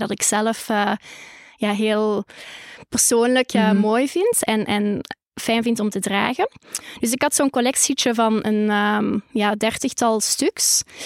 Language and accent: Dutch; Holsbeek, Flanders, Belgium; de boerderij waar ik ben opgegroeid